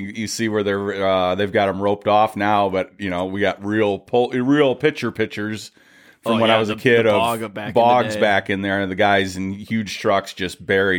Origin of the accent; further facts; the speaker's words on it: Clarkston, Michigan, United States; moved away; I'm from Michigan. I grew up in Clarkston, Michigan, actually. Pine Knob Music Theater was pretty much my backyard growing up.